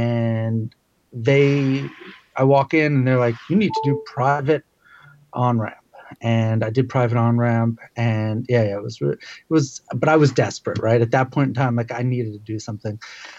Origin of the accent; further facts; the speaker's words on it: Queens, New York, United States; also born or lived in Brooklyn; No, I know. And I grew up in Queens.